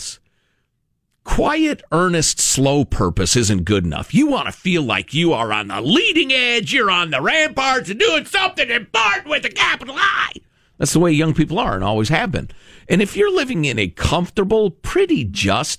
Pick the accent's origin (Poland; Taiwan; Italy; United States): Italy; I was born in Italy